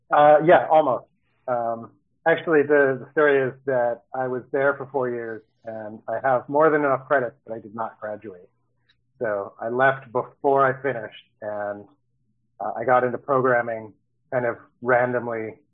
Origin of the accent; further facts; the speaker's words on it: Baltimore, Maryland, United States; moved away as an adult; also born or lived in Los Angeles, California; now in San Diego, United States; I moved out here from Baltimore, Maryland, uh, where I grew up and lived for all but four years when I was in college in LA.